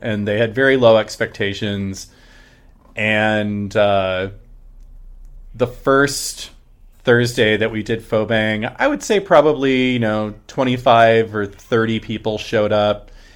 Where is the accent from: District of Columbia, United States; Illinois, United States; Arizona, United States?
Arizona, United States; Phoenix; also born or lived in Munich, Germany / Kentucky; now in Seattle, United States; we moved to Arizona when I was about five or six.